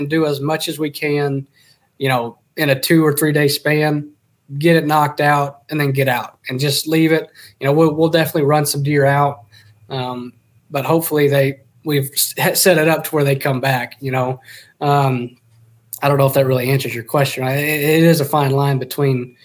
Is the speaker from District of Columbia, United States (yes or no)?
no; Texas, United States; moved away; I grew up hunting. I'm from Texas originally, and so from the time I was three, I think I started hunting